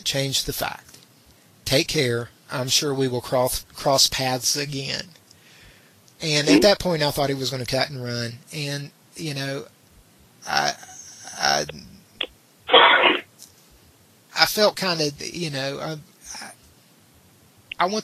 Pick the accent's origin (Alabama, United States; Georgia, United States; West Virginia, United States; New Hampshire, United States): West Virginia, United States; my hometown.